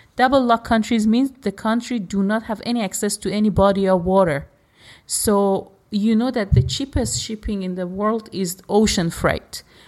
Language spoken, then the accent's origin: English; Iran; I am from Iran